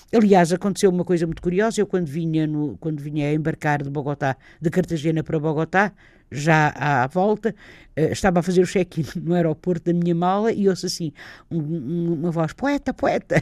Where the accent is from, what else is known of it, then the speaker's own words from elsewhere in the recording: the North, Norte, Portugal; eu sou daqui do Norte